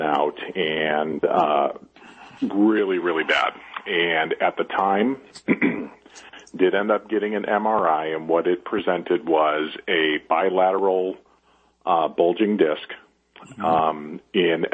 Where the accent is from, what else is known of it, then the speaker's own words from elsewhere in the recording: Chicago, Illinois, United States; moved away; also born or lived in Las Vegas; I grew up in Chicago and then moved to Las Vegas for a while